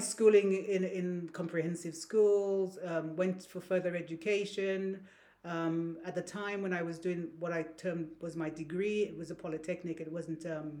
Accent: Saint Andrew, Grenada; now in United Kingdom; I was born on the Caribbean island of Grenada, the Spice Isle. I grew there... In the village, the place St. Andrews in Grenada. That's where I was born.

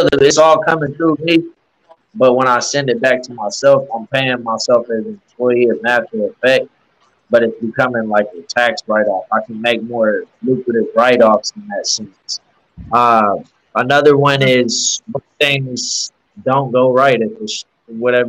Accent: Norman, Oklahoma, United States; now in Oklahoma City, United States; I was born and raised in Norman. I currently live in Oklahoma City.

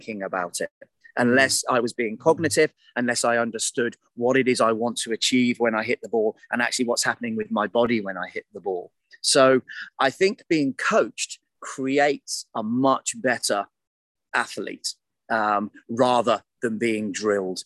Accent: United Kingdom; I'm British

